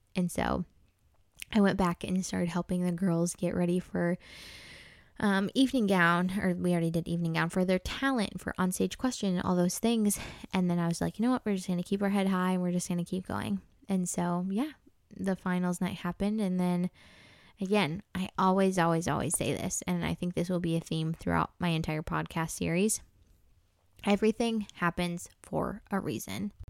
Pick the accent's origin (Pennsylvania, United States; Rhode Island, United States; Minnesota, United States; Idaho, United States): Minnesota, United States; I'm originally born and raised in Minnesota